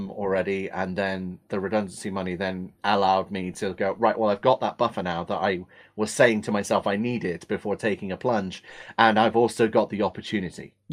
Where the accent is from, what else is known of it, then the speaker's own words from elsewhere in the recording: England, United Kingdom; accent: Australian; also born or lived in Australia; I was born in England